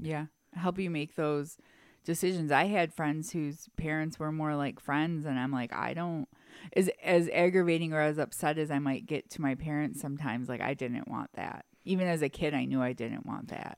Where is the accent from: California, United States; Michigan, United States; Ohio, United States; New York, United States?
Michigan, United States; Detroit; we grew up in Detroit, so we went to private school